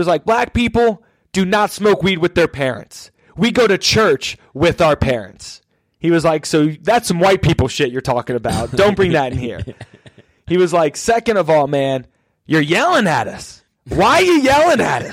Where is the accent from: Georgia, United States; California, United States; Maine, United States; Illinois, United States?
Georgia, United States; Atlanta; I'm from Atlanta